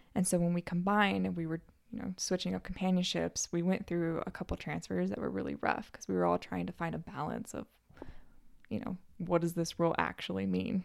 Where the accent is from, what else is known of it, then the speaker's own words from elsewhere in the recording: Northern California, United States; I'm from Northern California.